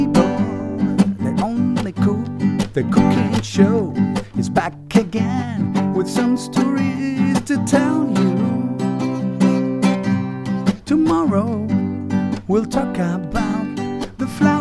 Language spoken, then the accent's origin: English; Venezuela; I'm from Venezuela